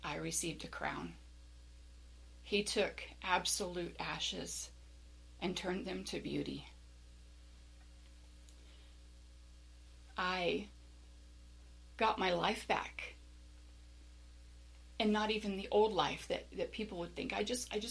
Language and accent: English; Las Vegas, Nevada, United States; I was born and raised in the Las Vegas area